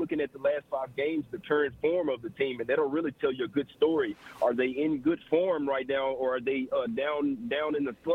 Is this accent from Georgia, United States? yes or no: no; Dallas, Texas, United States; the Mavs as well, obviously that's my hometown squad